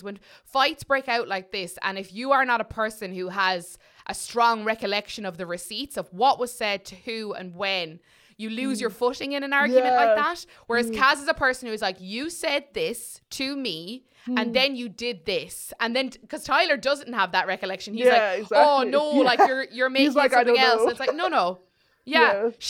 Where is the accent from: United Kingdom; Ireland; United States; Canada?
Ireland; I'm too Irish.